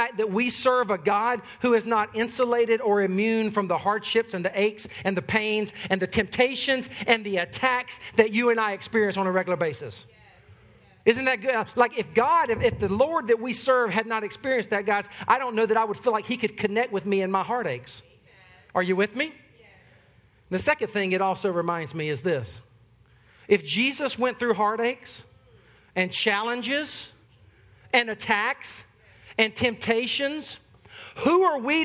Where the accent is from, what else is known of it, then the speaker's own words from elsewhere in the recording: the South, United States; I'm from the South